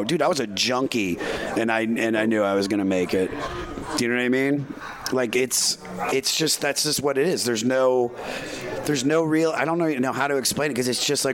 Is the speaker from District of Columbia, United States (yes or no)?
yes; Washington, District of Columbia, United States; I'm a comic from Washington, D.C. area